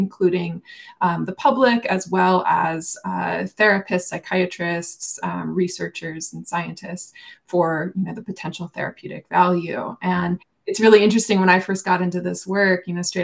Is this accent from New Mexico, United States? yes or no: yes; Taos, New Mexico, United States; moved away as an adult; now in Boulder, United States; I came here for grad school, but I'm originally from Taos, New Mexico